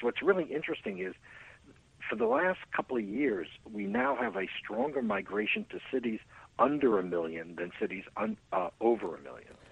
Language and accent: English; New York, United States; also born or lived in Los Angeles, California; now in California, United States; I'm originally from New York, but, you know, 50 years, I guess I have right to call myself a Californian